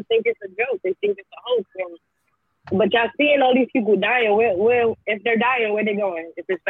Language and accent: English; New York City, New York, United States; now in Louisiana, United States; I'm from Brooklyn, B.